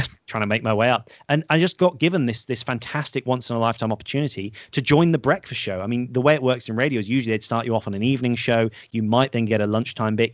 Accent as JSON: {"language": "English", "area": "the Cotswolds", "region": "South West England", "country": "United Kingdom", "tie": "born or raised there", "accent": "posh", "said": "growing up in the Cotswolds"}